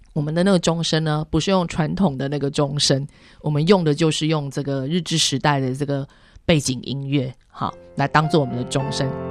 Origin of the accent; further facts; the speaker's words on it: Taiwan; 我们自己的台湾人